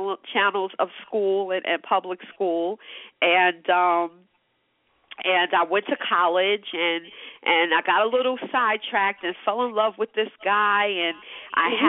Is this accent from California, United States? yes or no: no; New York City, New York, United States; I'm born and bred New York City